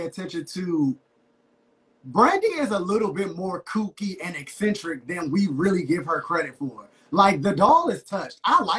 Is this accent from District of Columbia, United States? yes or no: yes; Washington, District of Columbia, United States; I grew up in Southeast in D.C., those were the type of girls that I grew up around.